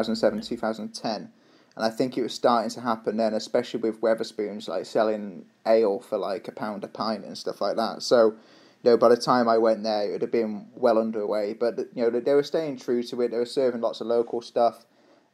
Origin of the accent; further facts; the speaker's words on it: Shrewsbury, West Midlands, United Kingdom; I was born and raised in Shrewsbury.